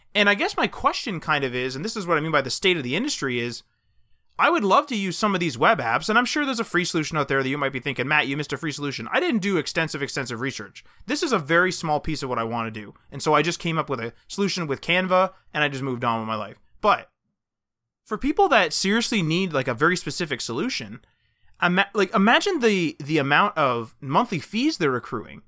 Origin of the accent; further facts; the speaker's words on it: Canada; We're Canadian